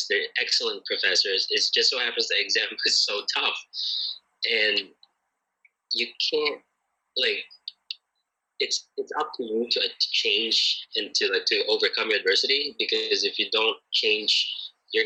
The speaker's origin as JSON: {"language": "English", "region": "Connecticut", "country": "United States", "tie": "born or raised there", "also_born_or_lived": "Philippines", "moved": "yes", "said": "I grew up in Connecticut. It's a little state in northeastern United States."}